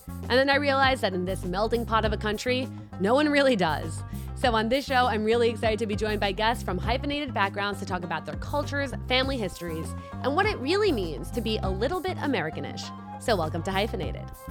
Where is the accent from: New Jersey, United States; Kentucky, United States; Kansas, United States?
New Jersey, United States; I'm from New Jersey